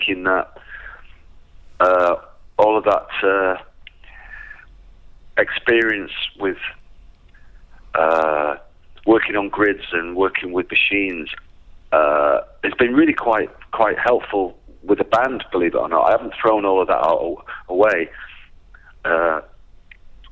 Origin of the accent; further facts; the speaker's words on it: England, United Kingdom; born or raised there